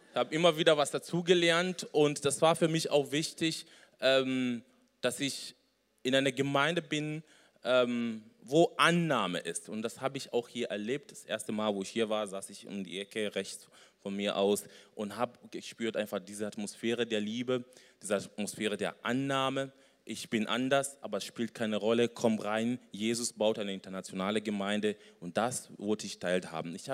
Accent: Kenya; moved away as an adult; also born or lived in Bonn; now in Germany; äh, ich komme ursprünglich aus Kenia, bin 34 Jahre, bin nach Deutschland vor ja, über zehn Jahren.

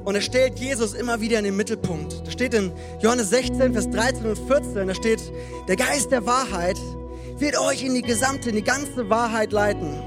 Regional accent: Frankfurt, Hesse, Germany; moved away; also born or lived in Hannover; Für alle, die mich noch nicht kennen, ich komme ursprünglich aus Frankfurt und habe dann äh, vier Jahre in Hannover gelebt, dort meine wundervolle Frau geheiratet

